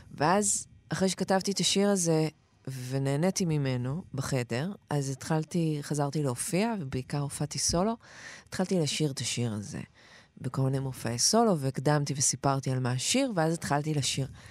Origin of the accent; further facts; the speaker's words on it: Ramot HaShavim, Central District, Israel; גדלתי ברמות השבים